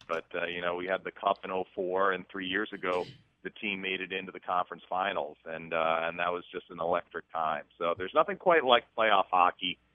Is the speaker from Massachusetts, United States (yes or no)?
yes; Massachusetts, United States; moved away as an adult; also born or lived in New York / Hershey, Pennsylvania; now in Tampa, United States; I grew up in Massachusetts and uh, was basically a Northeasterner.